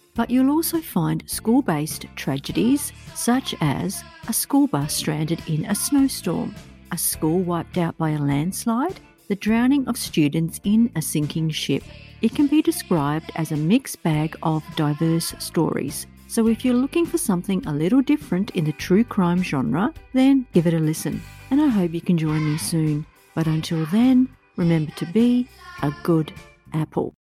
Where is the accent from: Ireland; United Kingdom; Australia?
Australia; I'm a teacher from Australia